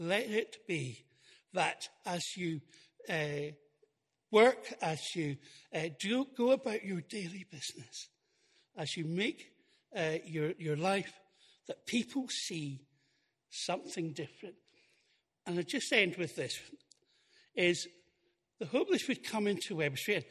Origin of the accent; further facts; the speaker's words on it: Highlands of Scotland, United Kingdom; I'm from the Highlands of Scotland